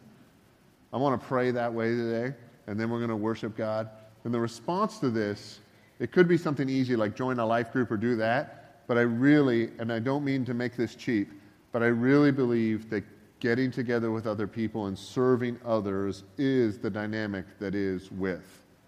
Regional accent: Northern Ontario, Canada; moved away; also born or lived in Georgia; I grew up in Northern Ontario

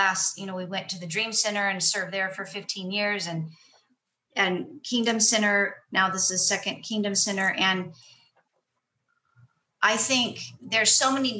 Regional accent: Long Beach, California, United States; also born or lived in Fillmore, California; now in Ventura County, United States; I was originally from Long Beach area. We moved to Fillmore in 89, lived there for 23 years.

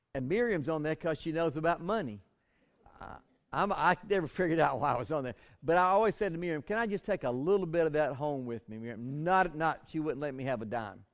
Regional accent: Bainbridge, Georgia, United States; I grew up in Bainbridge, George

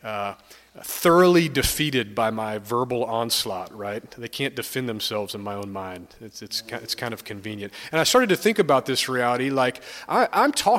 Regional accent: Stone Mountain, Georgia, United States; moved away; I'm from the Atlanta area. I grew up about 20 minutes east of Atlanta, an area called Stone Mountain.

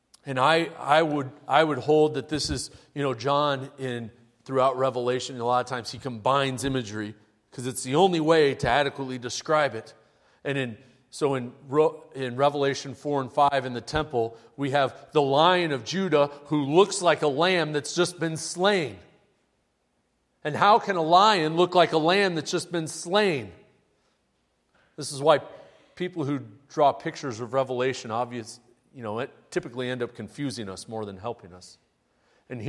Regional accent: Midwest, United States; growing up in the Midwest

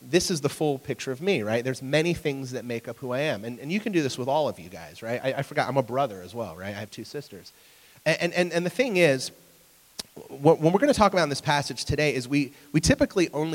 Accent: Sunbury, Ohio, United States; I'm from Sunbury

